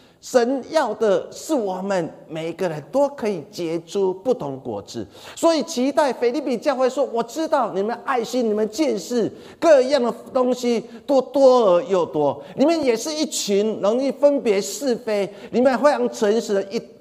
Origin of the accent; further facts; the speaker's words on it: Changhua County, Taiwan; 我小时候住在彰化，我们彰化我们家前面有一块田地